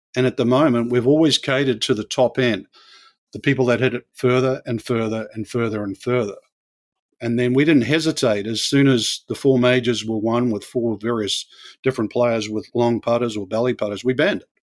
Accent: New Zealand; moved away; where I grew up in New Zealand

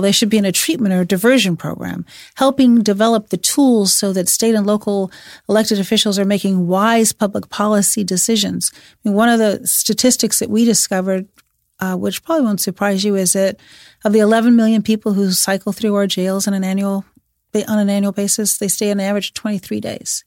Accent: Chicago, Illinois, United States; I'm from Chicago

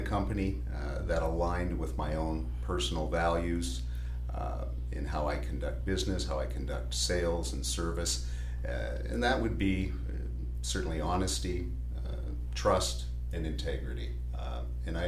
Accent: London, Ontario, Canada; I'm local, born and raised in London

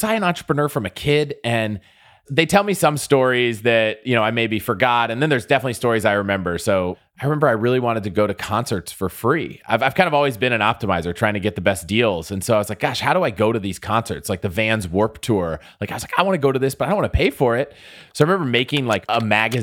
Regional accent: United States; also born or lived in St. Louis, Missouri; my life growing up really was, you know, kind of outside of DC in the suburbs.

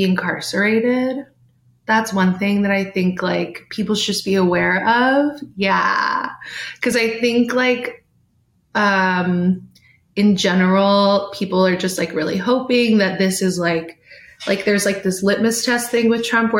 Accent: California, United States; I'm from California

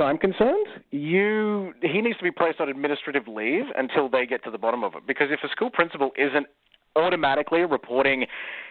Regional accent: Australia; moved away; growing up in Australia

